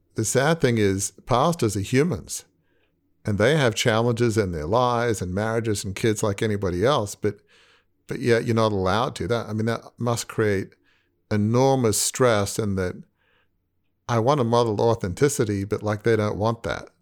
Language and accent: English; Australia; growing up in a large family media business in Australia